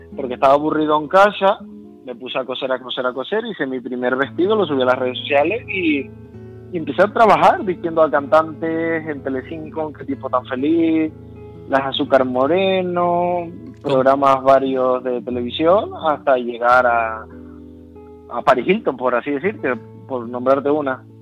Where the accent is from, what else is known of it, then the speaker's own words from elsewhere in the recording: Las Palmas de Gran Canaria, Canary Islands, Spain; moved away; yo soy de Las Palmas de Gran Canaria. Ajá y nací en La Palmas de Gran Canaria hace ya 30 años